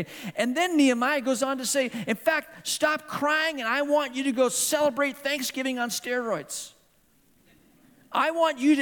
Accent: Hong Kong; moved away; this is my hometown. I grew up in this town

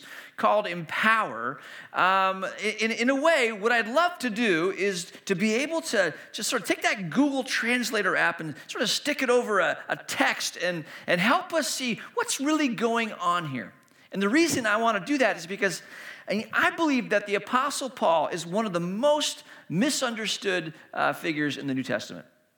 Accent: Hong Kong; moved away; also born or lived in China; I grew up in Hong Kong, and I was, you know, practicing my Cantonese with people I was meeting

